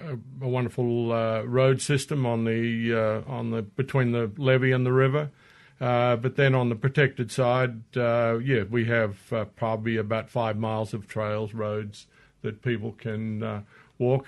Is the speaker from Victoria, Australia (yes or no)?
no; northwestern Queensland, Australia; moved away as an adult; now in Mississippi, United States; I grew up in Australia for the first 40-odd years of my life and in the northwestern part of Queensland.